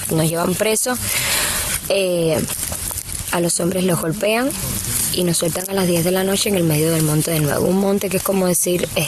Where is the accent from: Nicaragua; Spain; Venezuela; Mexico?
Venezuela; pues yo soy venezolana, estoy casada con, con él que es cubano